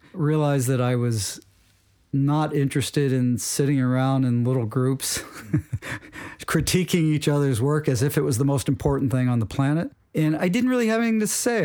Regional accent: Wilmington, Delaware, United States; I grew up in, uh, Wilmington, Delaware

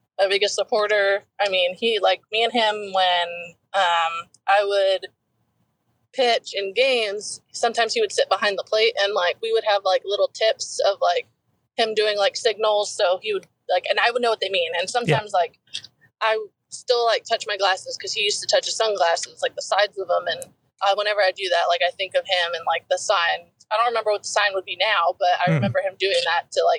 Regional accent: Arizona, United States; moved away; also born or lived in Oklahoma; growing up in Arizona

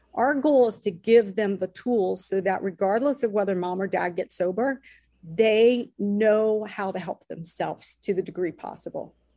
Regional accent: Dayton, Ohio, United States; we grew up in Dayton, Ohio

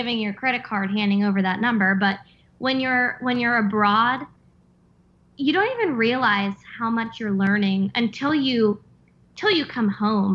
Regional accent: Pennsylvania, United States; now in Virginia, United States; I grew up in Pennsylvania, moved to Virginia

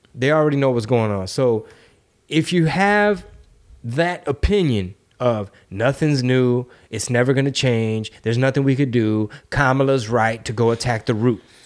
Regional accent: Houston, Texas, United States; I'm from Texas. I'm from Houston.

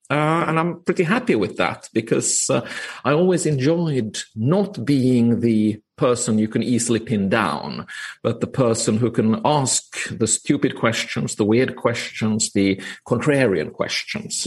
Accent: Finland; now in Copenhagen, Denmark; I am from Finland. I'm actually calling in today from sunny Copenhagen

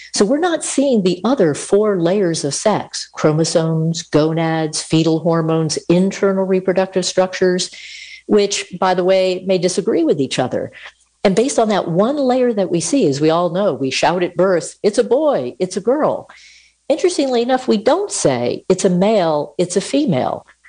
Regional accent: Connecticut, United States; moved away as an adult; now in Utah, United States; I grew up on the East Coast in Connecticut

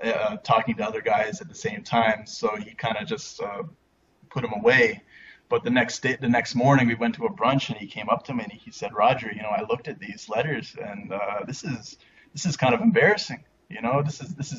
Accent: Canada; moved away as an adult; now in Korea; me being Canadian

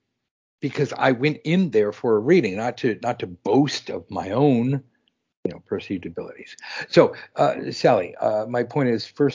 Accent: Los Angeles, California, United States; even growing up in Los Angeles

